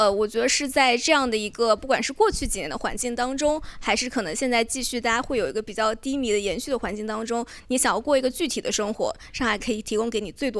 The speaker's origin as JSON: {"language": "Chinese", "region": "Fujian", "country": "China", "also_born_or_lived": "Beijing / Shanghai", "moved": "as an adult", "said": "然后我的家乡也算是大家人非常宜居的地方，我是福建人。呃，然后北京大概我待了有三年、三四年吧，然后在上海也是两三年。"}